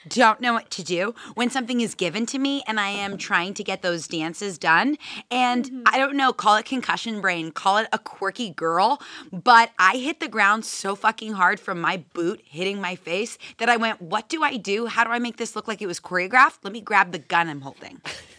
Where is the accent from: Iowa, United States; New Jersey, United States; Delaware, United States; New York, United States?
New Jersey, United States; Newark